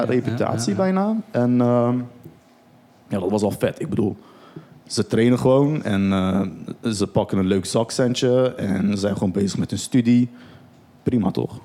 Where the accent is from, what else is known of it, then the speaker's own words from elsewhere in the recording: Rotterdam, South Holland, Netherlands; also born or lived in Turkey; ik ben ook opgegroeid in Rotterdam-Zuid